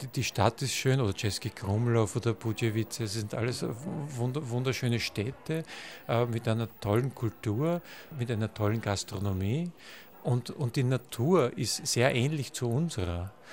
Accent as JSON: {"language": "German", "town": "Gmünd", "region": "Lower Austria", "country": "Austria", "tie": "born or raised there", "said": "Ich bin 1970 in Gmünd geboren, direkt an der österreichisch-tschechischen Grenze und erlebte die, die Zeit als Kind hautnah"}